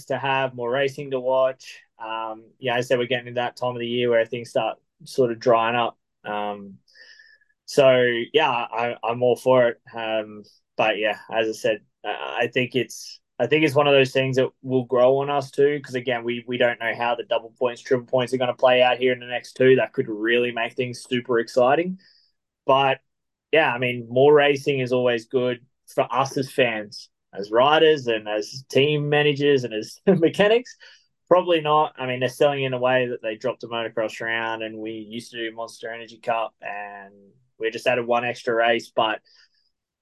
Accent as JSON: {"language": "English", "country": "Australia", "said": "As an Australian"}